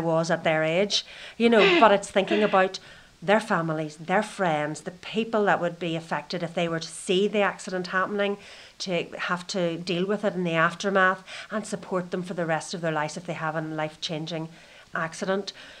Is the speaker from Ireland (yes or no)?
yes; Donegal, Ulster, Ireland; I come from a background where I'm from Donegal in Ireland, where most of my friends were either farmers or fishermen.